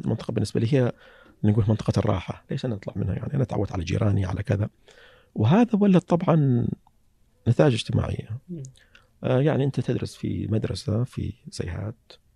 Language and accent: Arabic; Saihat, Eastern Province, Saudi Arabia; أنا من القطيف